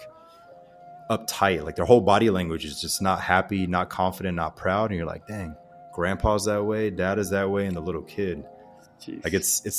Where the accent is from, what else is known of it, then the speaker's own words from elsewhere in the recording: Pensacola, Florida, United States; I grew up in the South, so I don't know if we're still in the world record books, but Pensacola, Florida, and that whole panhandle area